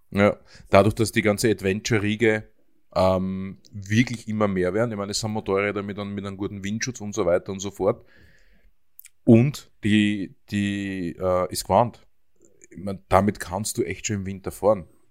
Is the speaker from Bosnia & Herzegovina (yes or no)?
no; Höllental, Lower Austria, Austria; ich komme da aus dem Gebiet, das kennen jetzt sicher alle Österreicher, das Höllental aus den Nachrichten